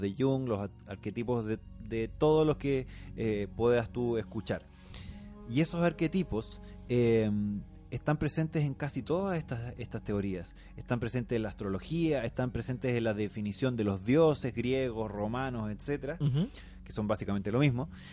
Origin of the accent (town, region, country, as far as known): Atacama, Chile; born or raised there; moved away